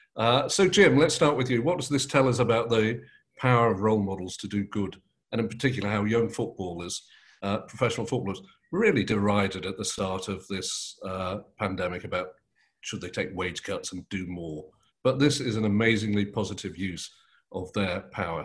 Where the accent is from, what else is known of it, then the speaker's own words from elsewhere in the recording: Manchester, North West England, United Kingdom; we were both born and bred in Manchester